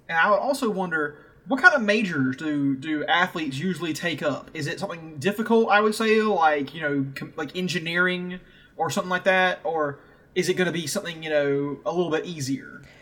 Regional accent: the South, United States; I'm from the South. We're all from the South

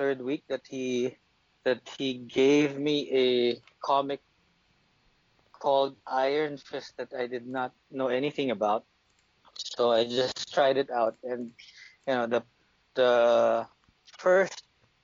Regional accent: Philippines; I'm a Filipino.

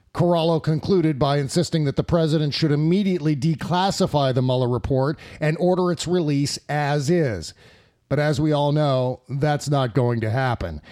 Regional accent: United States; We as American citizens

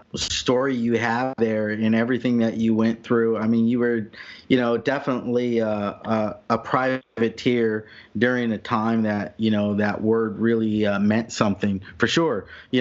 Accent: California, United States; moved away; I was from California originally.

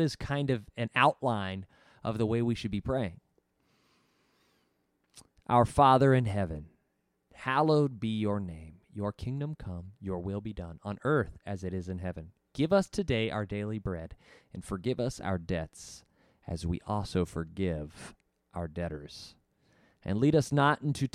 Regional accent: Arkansas, United States; I grew up in Arkansas

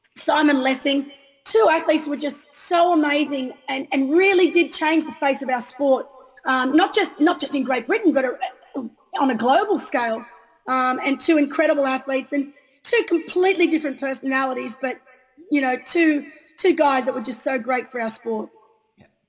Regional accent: Australia; being an Australian

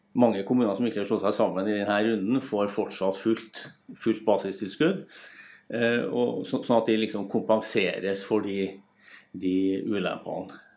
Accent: Trondheim, Trøndelag, Norway; der jeg kommer fra, Trondheim

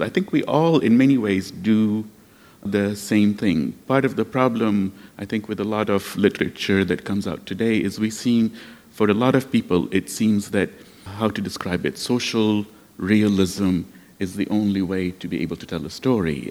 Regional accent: Lebanon; now in United States

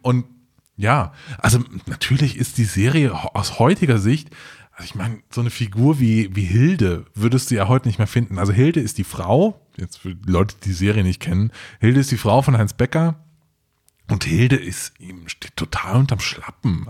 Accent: Trier, Rhineland-Palatinate, Germany; Ich, ich komm ja aus, äh, aus dem Hohen zurück und bin in Trier zur Schule gegangen

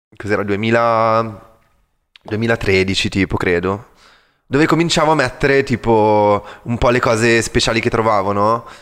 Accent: Milan, Lombardy, Italy; moved away as an adult; also born or lived in London; sono cresciuto a Milano

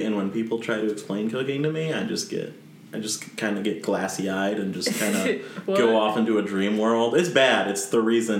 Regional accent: Northern Virginia, United States; I grew up in Northern Virginia, which is essentially Southern Maryland.

